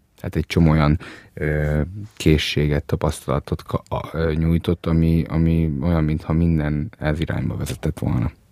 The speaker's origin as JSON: {"language": "Hungarian", "region": "Budapest", "country": "Hungary", "tie": "born or raised there", "also_born_or_lived": "Transylvania (family origin)"}